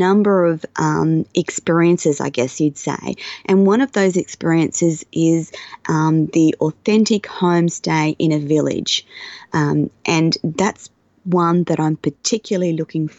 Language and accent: English; Australia; being Australian and having an Australian passport